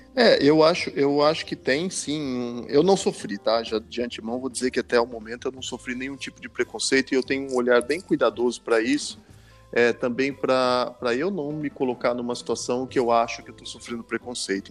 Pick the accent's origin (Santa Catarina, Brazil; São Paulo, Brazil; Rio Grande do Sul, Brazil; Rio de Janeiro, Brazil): São Paulo, Brazil; interior of; moved away as an adult; now in Lisbon, Portugal; sou do interior de São Paulo, nascido no interior de São Paulo, fui a São Paulo estudar música e me tornei profissional lá